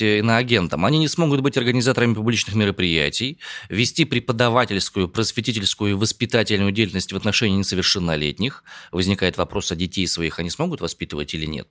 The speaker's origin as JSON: {"language": "Russian", "town": "Omsk", "region": "Omsk Oblast", "country": "Russia", "tie": "born or raised there", "said": "родом я из Омска"}